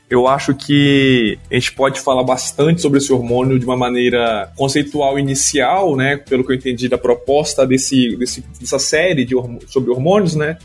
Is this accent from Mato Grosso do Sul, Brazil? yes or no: no; Vitória, Espírito Santo, Brazil; moved away as an adult; also born or lived in Viçosa / Gurupi, Tocantins; now in Lavras, Brazil; Eu sou natural do Espírito Santo, é, lá em Vitória mesmo